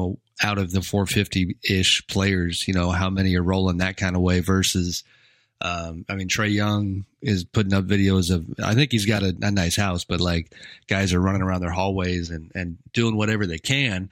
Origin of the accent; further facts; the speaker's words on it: San Francisco Bay Area, California, United States; I grew up in the San Francisco Bay Area